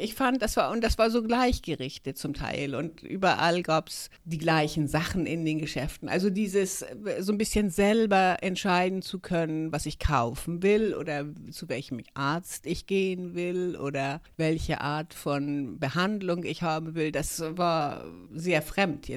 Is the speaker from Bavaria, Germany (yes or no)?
no; Hamburg, Germany; moved away as an adult; also born or lived in Sweden; now in Stockholm, Sweden; bin eigentlich aus Hamburg und bin seit über 30 Jahren hier in Schweden jetzt.